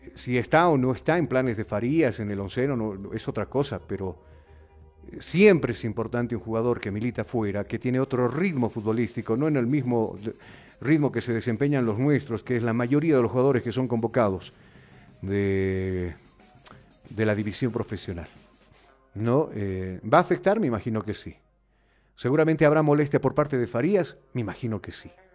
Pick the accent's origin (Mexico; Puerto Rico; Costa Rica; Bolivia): Bolivia; yo soy un boliviano más